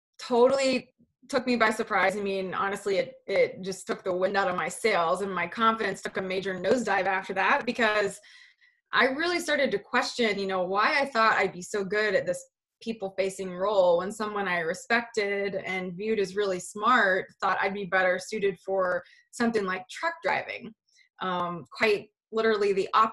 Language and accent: English; West Virginia, United States; I grew up in West Virginia, a super small remote town